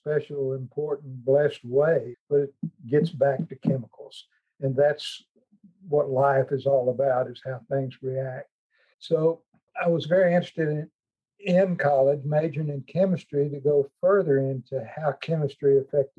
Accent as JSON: {"language": "English", "town": "Fort Smith", "region": "Arkansas", "country": "United States", "tie": "born or raised there", "said": "I grew up in Fort Smith, Arkansas, in a household with 8 children"}